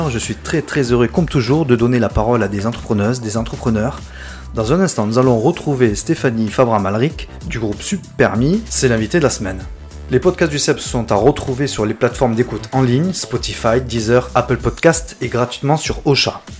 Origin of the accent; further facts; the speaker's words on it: Bordeaux, Nouvelle-Aquitaine, France; born there; Je suis de Bordeaux, hein, je suis né à Bordeaux